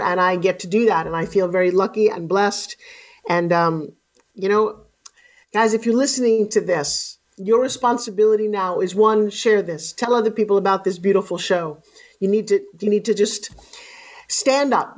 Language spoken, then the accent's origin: English; Long Island, New York, United States; I live on the beach in Long Island.